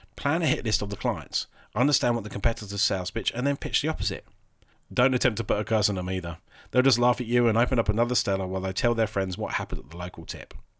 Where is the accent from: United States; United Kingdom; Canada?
United Kingdom; Alderstone, England; my hometown, Alderstone